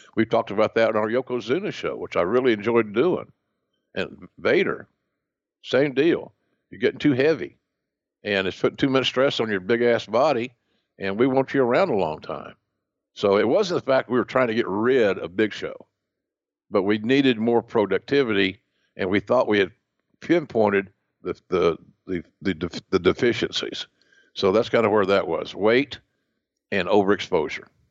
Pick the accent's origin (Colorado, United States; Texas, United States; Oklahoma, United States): Oklahoma, United States; accent: Southern; when I was a kid growing up in Oklahoma